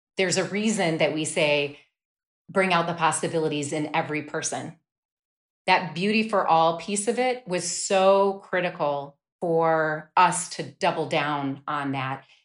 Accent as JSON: {"language": "English", "region": "Wisconsin", "country": "United States", "tie": "born or raised there", "said": "I grew up in Wisconsin."}